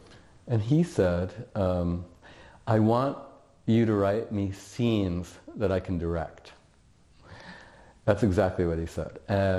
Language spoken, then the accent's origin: English; New York City, New York, United States; I'm from New York City